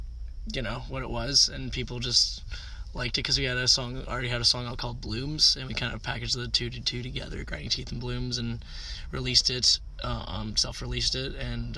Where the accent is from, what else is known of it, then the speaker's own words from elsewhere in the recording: Canada; No, it's also great just being a Canadian musician.